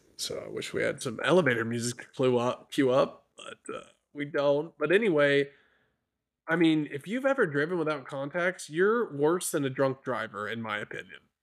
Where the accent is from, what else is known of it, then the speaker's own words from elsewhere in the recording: near Shiner, Texas, United States; I grew up near Shiner